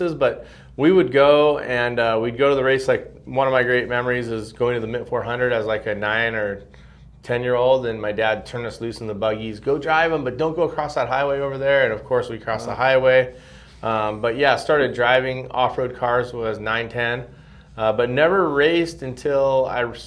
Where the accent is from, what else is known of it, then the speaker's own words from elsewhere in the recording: Southern California, United States; also born or lived in San Francisco / Redondo Beach / Hermosa Beach / Manhattan Beach; I was actually born in San Francisco, little okay. known fact. My family was living up there at the time. My dad was a general manager at a car dealership. And we moved to Southern California by the time I was 3 weeks old